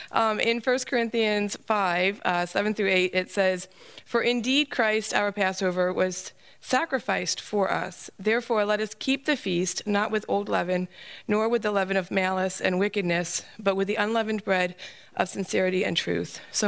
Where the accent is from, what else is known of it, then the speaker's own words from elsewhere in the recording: Richfield Springs, New York, United States; now in Aberdeen, United States; I'm originally from Richfield Springs, New York.